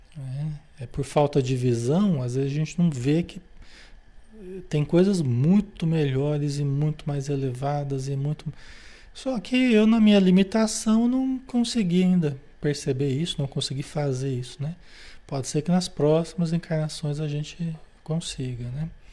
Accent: Brazil; se nós nascemos no Brasil

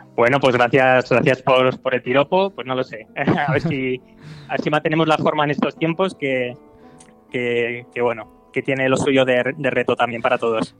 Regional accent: Spain; moved away as an adult; now in Berlin, Germany; yo como español que estoy aquí en Alemania

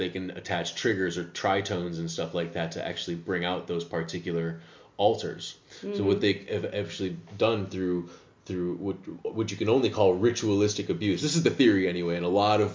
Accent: United States; now in Amsterdam, Netherlands; I'm American

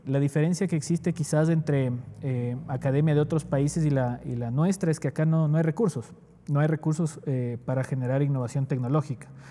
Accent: Quito, Pichincha, Ecuador; also born or lived in Ibarra, Imbabura; yo nací en Ibarra, en, la provincia de Imbabura. Eh, de hecho, solo pasé un par de semanas al nacer y luego fui a Quito porque mi madre ya estaba viviendo acá en, Quito, en un barrio popular llamado Cotocollao, donde yo crecí, de hecho.

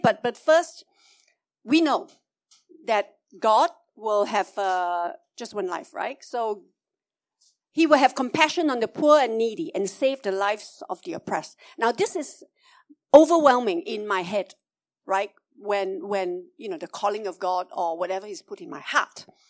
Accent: Malaysia; I'm a Malaysian Chinese

